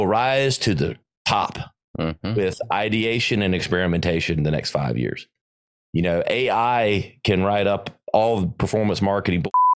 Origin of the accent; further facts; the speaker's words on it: the South, United States; I grew up in the South, a little BLT sandwich with some Dukes on it.